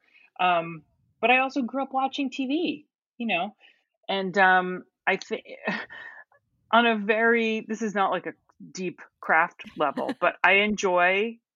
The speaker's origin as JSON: {"language": "English", "region": "New Jersey", "country": "United States", "tie": "born or raised there", "also_born_or_lived": "Pittsburgh", "moved": "as an adult", "lives_now": "Los Angeles, United States", "said": "I grew up in New Jersey."}